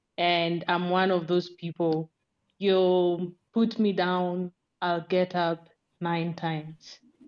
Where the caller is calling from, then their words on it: Nairobi, Kenya; I'm speaking from Nairobi, Kenya.